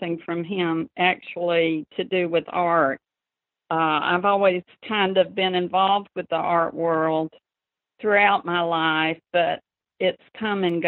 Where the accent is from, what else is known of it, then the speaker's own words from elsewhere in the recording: Warner Robins, Georgia, United States; accent: southern; moved away as an adult; also born or lived in Charlottesville, Virginia; now in New York, United States; I grew up in Warner Robins, Georgia